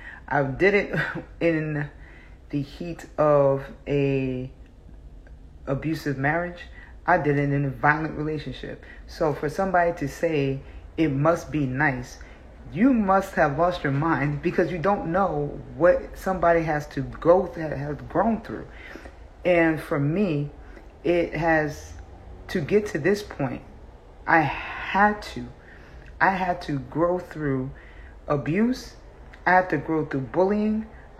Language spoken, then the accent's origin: English; South Africa; So, I came from South Africa.